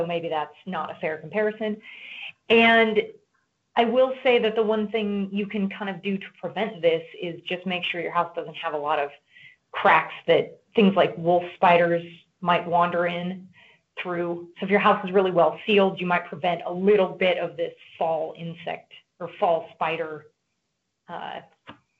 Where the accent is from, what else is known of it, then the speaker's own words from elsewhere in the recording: Nebraska, United States; I grew up in Nebraska